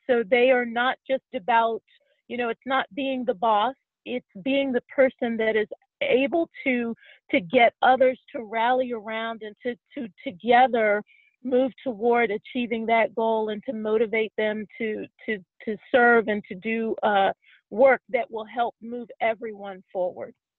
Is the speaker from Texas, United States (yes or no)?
no; Pittsburgh, Pennsylvania, United States; moved away as an adult; also born or lived in Washington D.C. area; now in Washington D.C., United States; I was raised in Pittsburgh